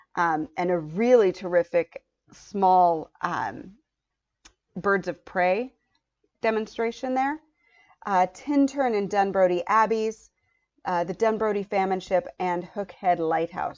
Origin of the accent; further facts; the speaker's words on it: United States; as an American